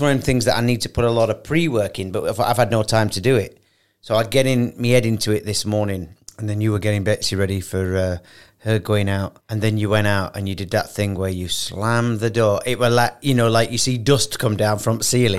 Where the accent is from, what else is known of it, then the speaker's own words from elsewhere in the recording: United Kingdom; moved away as an adult; now in Dubai, United Arab Emirates; isn't it funny being British